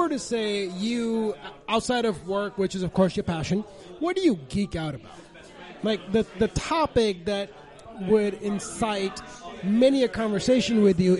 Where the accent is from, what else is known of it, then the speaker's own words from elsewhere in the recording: Mississippi, United States; also born or lived in India; and I grew up in Mississippi